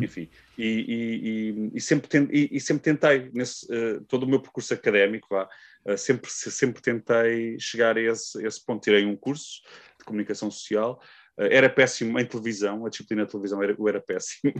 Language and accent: Portuguese; Amadora, Lisbon, Portugal; eu sou da Amadora, uh, uma cidade perto de Lisboa